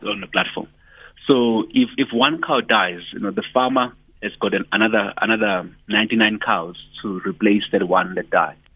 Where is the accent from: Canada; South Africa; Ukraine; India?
South Africa; Ndwedwe, KwaZulu-Natal; I come from Ndwedwe in KZN.